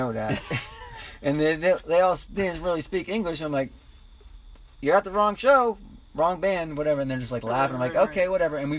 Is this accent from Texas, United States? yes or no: no; Bethlehem, Pennsylvania, United States; we're from Bethlehem, Pennsylvania